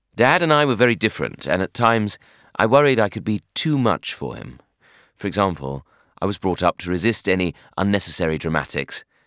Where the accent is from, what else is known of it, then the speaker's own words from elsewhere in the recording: Bromley, London, United Kingdom; I hated the suburbs, namely my hometown of Bromley, and I was living at home with my parents